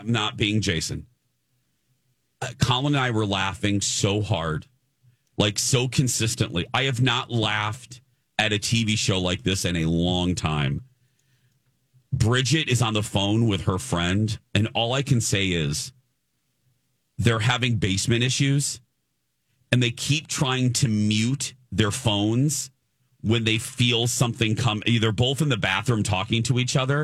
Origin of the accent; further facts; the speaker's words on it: Chicago, Illinois, United States; moved away; my mom lived back, you know, in my hometown for a while